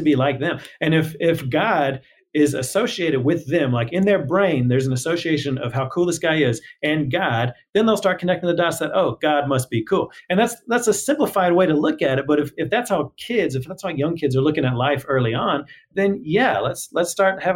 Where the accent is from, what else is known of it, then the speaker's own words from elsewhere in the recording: Houston, Texas, United States; I grew up in Houston